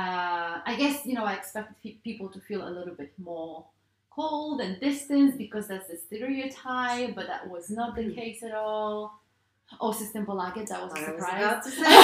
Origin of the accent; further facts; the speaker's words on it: Poland; moved away as an adult; also born or lived in United Kingdom / Florence, Italy / New York, United States; now in Stockholm, Sweden; Growing up in Poland